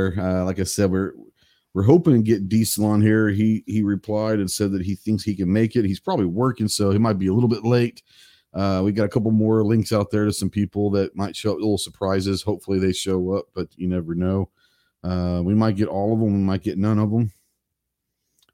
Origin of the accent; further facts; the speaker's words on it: Fort Worth, Texas, United States; growing up in Tarrant County, which is Fort Worth